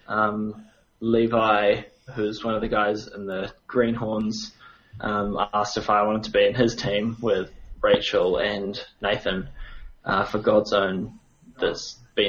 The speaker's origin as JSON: {"language": "English", "town": "New Plymouth", "region": "Taranaki", "country": "New Zealand", "tie": "born or raised there", "said": "I'm from New Zealand, from a little town called New Plymouth. I grew up there"}